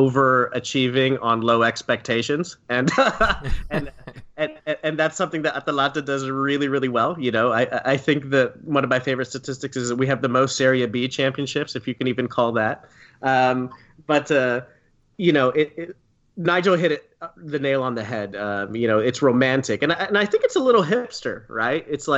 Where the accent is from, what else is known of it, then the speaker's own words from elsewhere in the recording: Philippines; born there; My dad is from Bergamo, but I was not born in Italy. I was born in the Philippines